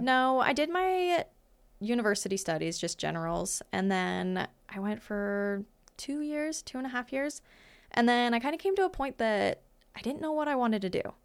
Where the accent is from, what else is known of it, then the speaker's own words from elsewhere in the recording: Great Falls, Montana, United States; also born or lived in Fairfield, Montana; I was born in Great Falls, and then my family is from Fairfield, Montana. So, which is a little tiny town, ca, central Montana